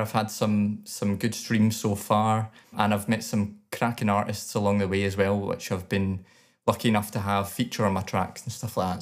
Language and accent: English; Scotland, United Kingdom